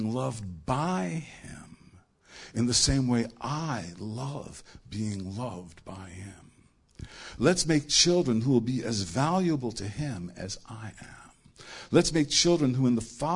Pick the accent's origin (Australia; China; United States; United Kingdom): United States; New York; I'm from New York